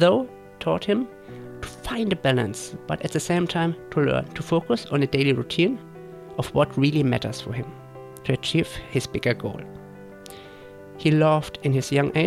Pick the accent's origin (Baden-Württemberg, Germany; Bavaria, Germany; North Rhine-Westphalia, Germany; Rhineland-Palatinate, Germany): Bavaria, Germany; Würzburg; moved away; my hometown, Würzburg